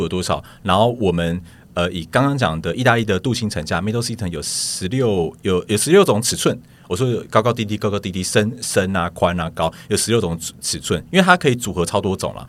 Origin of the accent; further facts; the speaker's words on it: Taiwan; 我们台湾人